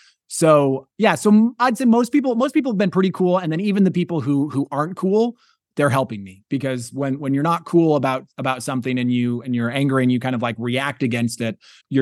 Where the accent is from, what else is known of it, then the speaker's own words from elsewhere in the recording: Wyoming, United States; now in Utah, United States; I'm a stand-up comedian here in Utah, and I have an interesting backstory. I grew up in Wyoming on a Mormon polygamous compound.